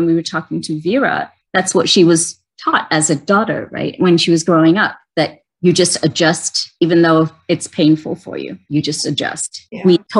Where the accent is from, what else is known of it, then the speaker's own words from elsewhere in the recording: London, United Kingdom; moved away; Growing up in London